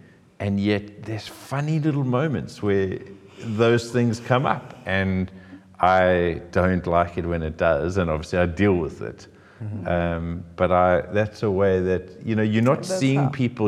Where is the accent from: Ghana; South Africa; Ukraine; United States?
South Africa; also born or lived in Cape Town; it's a born and bred in South Africa thought.